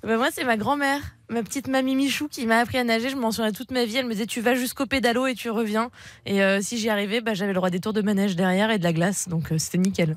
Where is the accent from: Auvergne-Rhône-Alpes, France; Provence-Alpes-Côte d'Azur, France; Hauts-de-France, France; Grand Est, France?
Hauts-de-France, France; Tourcoing; also born or lived in Marcq-en-Barœul; nous, on est du nord, la famille. On vient de Tourcoing, marc en barreul donc vraiment dans le nord du nord de la France.